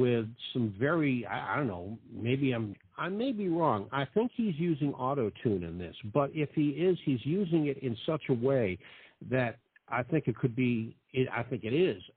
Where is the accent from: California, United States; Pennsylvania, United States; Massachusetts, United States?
Massachusetts, United States; Boston; now in Naples, United States; I'm from the Boston area